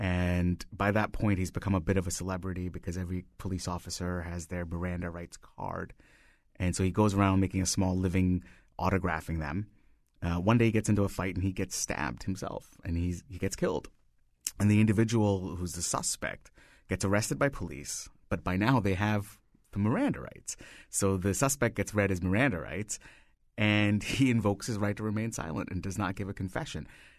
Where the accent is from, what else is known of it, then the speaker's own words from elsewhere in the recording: India; moved away as an adult; now in United States; So I grew up in India and I moved here 16 years ago.